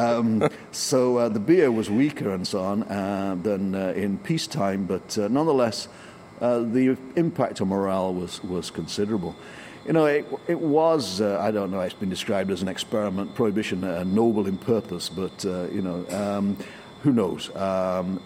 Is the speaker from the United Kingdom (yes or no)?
yes; England, United Kingdom; I'm English